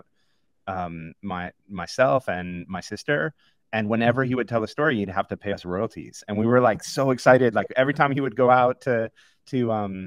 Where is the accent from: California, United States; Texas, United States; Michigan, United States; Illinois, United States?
Illinois, United States; just outside of Chicago; I grew up just outside of Chicago.